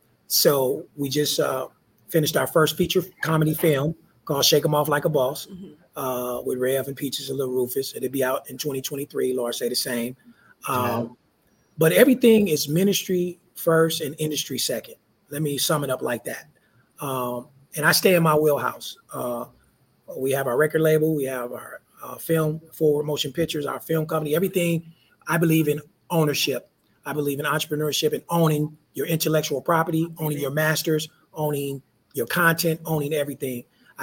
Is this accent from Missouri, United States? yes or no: yes; St. Louis, Missouri, United States; moved away as an adult; also born or lived in Oakland, California; now in Southern California, United States; I'm originally from St. Louis, Missouri.